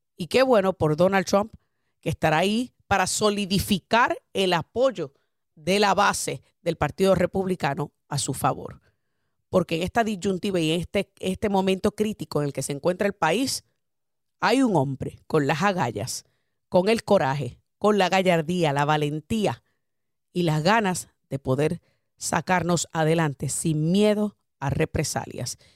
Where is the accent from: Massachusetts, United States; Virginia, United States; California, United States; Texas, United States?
Massachusetts, United States; Boston; moved away as an adult; now in Florida, United States; yo me crié en Boston y estudié en una universidad en Boston